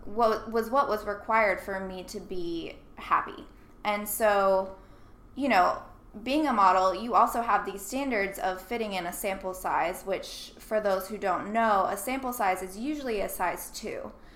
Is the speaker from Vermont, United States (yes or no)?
no; Nashville, Tennessee, United States; I grew up in Nashville